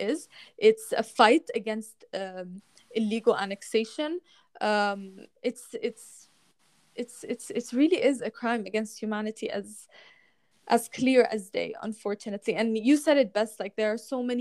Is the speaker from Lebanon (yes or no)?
yes; Lebanon; growing up in Lebanon